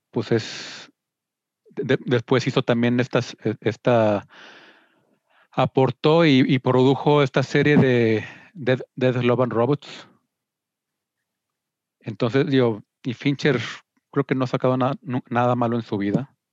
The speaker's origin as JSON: {"language": "Spanish", "country": "Mexico", "tie": "born or raised there", "said": "No, viví aquí"}